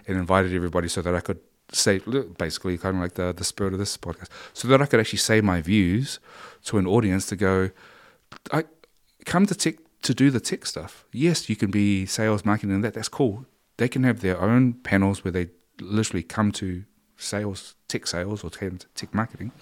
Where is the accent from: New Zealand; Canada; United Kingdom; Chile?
New Zealand; we grew up in New Zealand